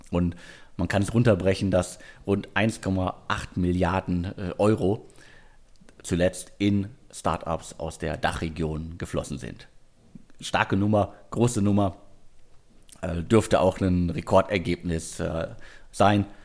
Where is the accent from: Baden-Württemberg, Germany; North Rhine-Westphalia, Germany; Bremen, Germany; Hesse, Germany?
North Rhine-Westphalia, Germany; Bottrop; ist Picknick sogar mittlerweile in Bottrop aktiv. Ähm, Respekt. Also schön, dass ihr an meine Heimatstadt denkt.